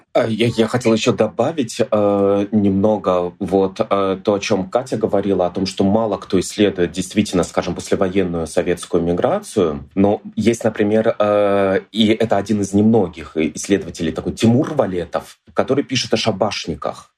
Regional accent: Moscow, Russia; я из Ярославской, ну, как бы я из Москвы, Москвы, но у меня семья из Ярославской области

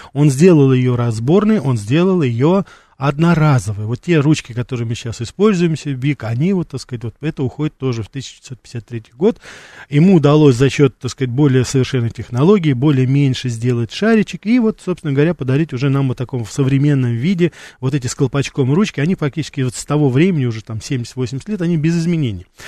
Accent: Russia; moved away as an adult; я из России

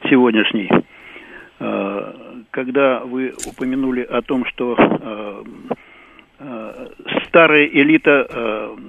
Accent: Yekaterinburg, Sverdlovsk Oblast, Russia; я из города Екатеринбург.

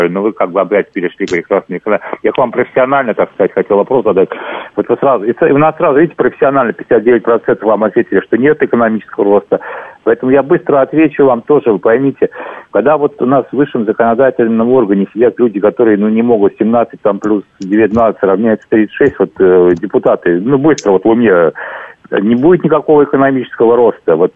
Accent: Vnukovo, Moscow, Russia; я из Внукова, я внук Виктора Михайловича из Домодедова.

